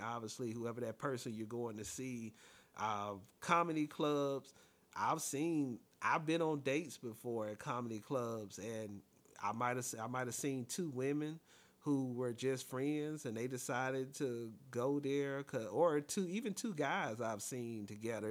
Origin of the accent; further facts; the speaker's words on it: Alabama, United States; I'm from Alabama as well.